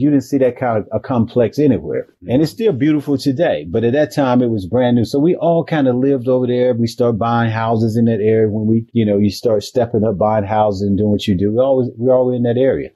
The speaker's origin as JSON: {"language": "English", "town": "Macon", "region": "Georgia", "country": "United States", "tie": "born or raised there", "moved": "yes", "said": "my home city of Macon"}